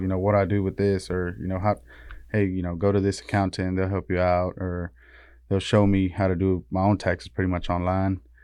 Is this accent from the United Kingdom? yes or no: no; Río Bravo, Tamaulipas, Mexico; now in Metter, United States; we're from Tamaulipas, from, uh, Río Bravo